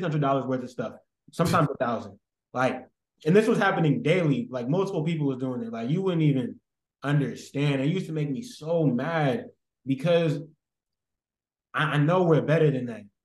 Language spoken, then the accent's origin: English; San Francisco, California, United States; I'm from San Francisco and I used to work at Safeway in the Fillmore district